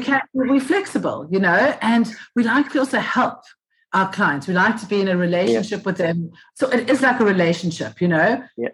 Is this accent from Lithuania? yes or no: no; Cape Town, Western Cape, South Africa; also born or lived in United Kingdom; I was uh, born and bred Cape Town, South Africa